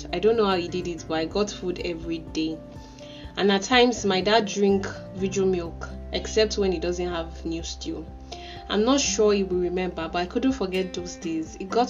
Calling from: Ilishan, Ogun State, Nigeria; I'm talking from Ilishan

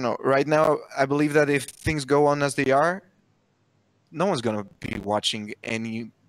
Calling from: Greece; I'm calling from Greece.

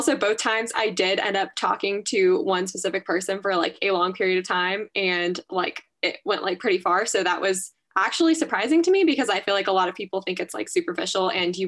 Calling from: Flagstaff, Arizona, United States; My pronouns are she, her. I'm calling from Flagstaff, Arizona.

